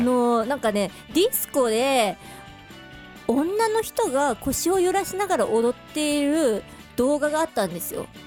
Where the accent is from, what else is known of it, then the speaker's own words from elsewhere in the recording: Hokkaido, Japan; moved away as an adult; now in Tokyo, Japan; どさんこ直球ストレートポップロッカーっていう肩書きだったんですよ